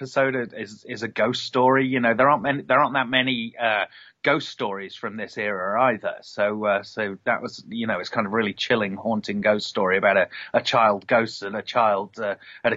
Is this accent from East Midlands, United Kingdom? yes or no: yes; Nottingham, East Midlands, United Kingdom; moved away as an adult; now in Los Angeles, United States; I'm from Nottingham originally